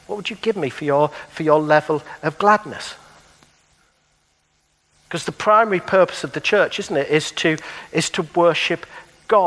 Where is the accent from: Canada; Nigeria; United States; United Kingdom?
United Kingdom; Middlesbrough, North East England; moved away; I've lived in Middlesbrough for 30 years of my life.